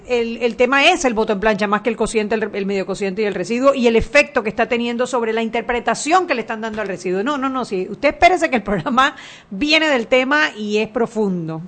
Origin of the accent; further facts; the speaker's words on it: Panama; nosotros como panameños